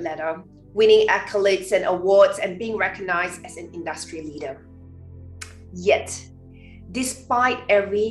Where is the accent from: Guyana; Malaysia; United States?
Malaysia; Growing up in Malaysia